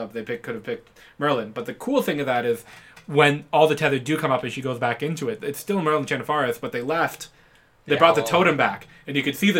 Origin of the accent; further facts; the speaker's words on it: Ontario, Canada; we grew up in Canada, in particular Ontario